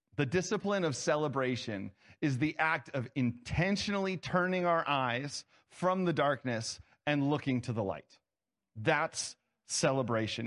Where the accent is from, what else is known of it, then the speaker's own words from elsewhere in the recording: Ohio, United States; I was born in Ohio.